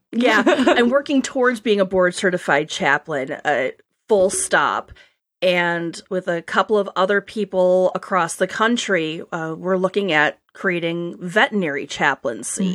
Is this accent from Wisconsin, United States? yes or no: yes; Wisconsin, United States; accent: upper Great Lakes; now in Boston, United States; I grew up in Wisconsin, and my accent every so often will come out. So you upper Great Lakes people will think I sound very normal. Um, but I now live in Boston.